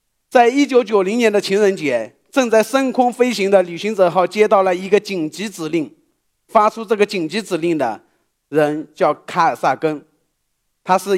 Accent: Shaoxing, Zhejiang, China; 一九七七年，我出生在浙江绍兴。

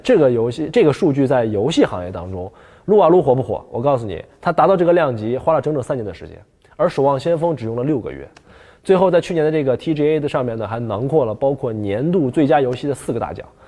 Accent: Northeast China, China; accent: Northeastern Mandarin; 我们东北话

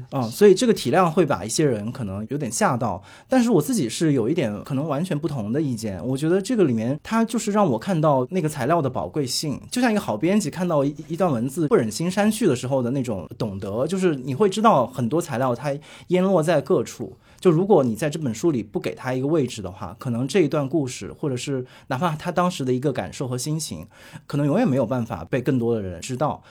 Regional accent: Hunan, China; 我也是湖南人，就我对啊。和杨湘也是老乡， 我们两个家乡其实离得特别近

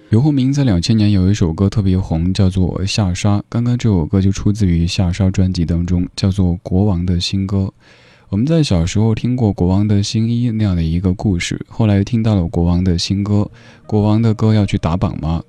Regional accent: Northeast China, China; 我这位来自东北的

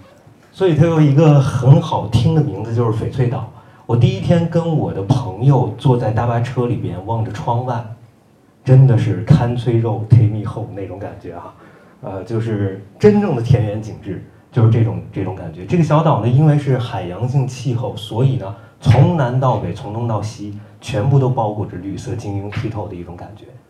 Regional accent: China; also born or lived in Ireland; 因为我作为一个中国人，我在爱尔兰

